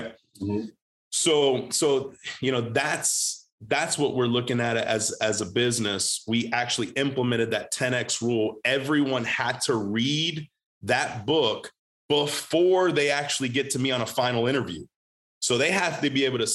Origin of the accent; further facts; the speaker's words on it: Groesbeck, Texas, United States; I'm from Groesbeck Goat, the Groesbeck Goat